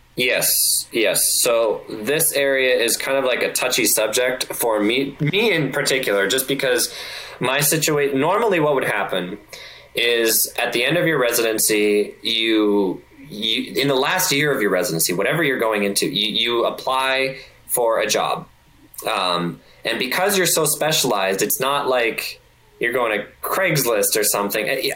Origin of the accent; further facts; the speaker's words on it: Canada; moved away as an adult; now in Detroit, United States; I being a Canadian, it's very tricky because I don't know where I want to live. Like I, I know where I want to live. It's back in Canada